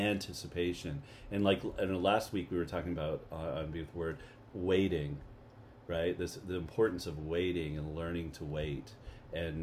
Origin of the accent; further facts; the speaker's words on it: Canada; moved away; maybe I'm from Canada.